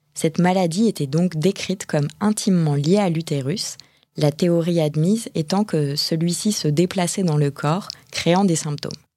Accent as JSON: {"language": "French", "country": "France", "said": "quand on est française"}